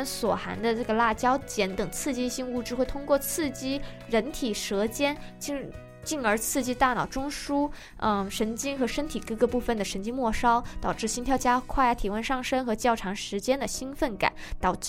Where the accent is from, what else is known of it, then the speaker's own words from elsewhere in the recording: Guangdong, China; now in United States; 我还好，我广东人，然后其实吃的并不是很辣，